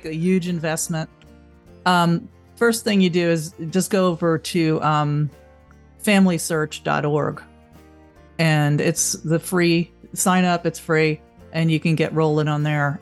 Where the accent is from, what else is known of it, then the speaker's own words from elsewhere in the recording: Long Island, New York, United States; when I was growing up on Long Island